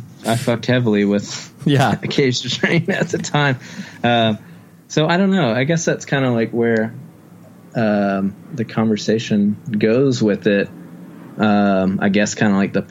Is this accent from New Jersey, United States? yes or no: no; Wilmington, North Carolina, United States; growing up in Wilmington, North Carolina